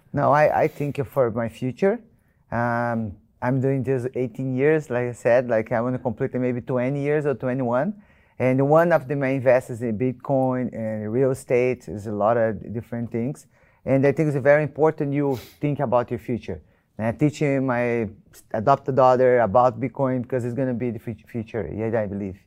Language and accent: English; Brazil; I'm from Brazil.